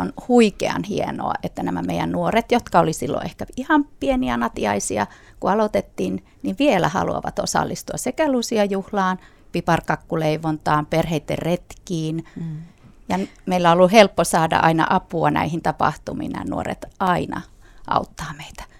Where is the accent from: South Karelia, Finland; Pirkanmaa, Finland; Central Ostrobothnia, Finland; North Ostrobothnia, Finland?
Central Ostrobothnia, Finland; Kokkola; moved away as an adult; now in Jyväskylä, Finland; Kokkolan seudulta, mistä mä oon kotoisin